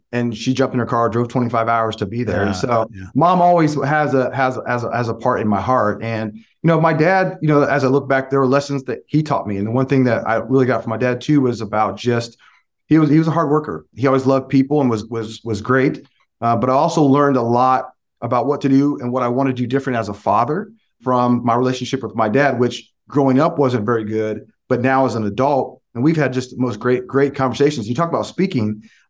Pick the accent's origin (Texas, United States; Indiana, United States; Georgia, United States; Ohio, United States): Indiana, United States; Lafayette; back in the late 80s and 90s, when I was in Lafayette, I graduated from McCutcheon High School